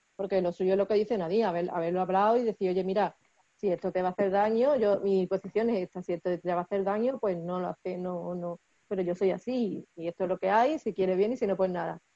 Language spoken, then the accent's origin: Spanish; Seville, Andalusia, Spain; yo soy de Sevilla